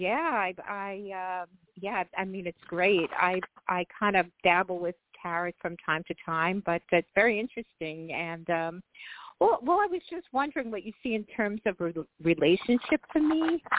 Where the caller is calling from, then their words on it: New York, United States; I'm calling in from New York.